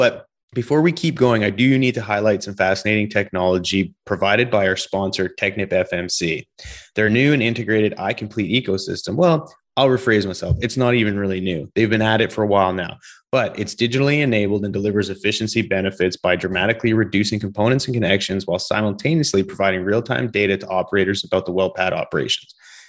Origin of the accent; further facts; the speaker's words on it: British Columbia, Canada; I've never done backcountry growing up in British Columbia.